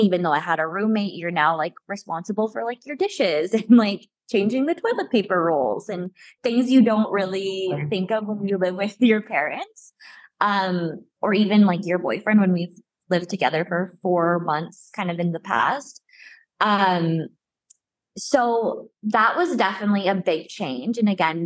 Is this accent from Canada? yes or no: yes; Alberta, Canada; moved away as an adult; now in Montreal, Canada; I'm from Alberta and I moved to Quebec for this job